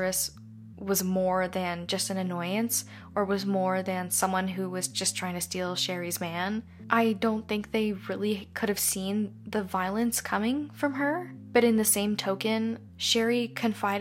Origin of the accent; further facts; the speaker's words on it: Canada; I'm Canadian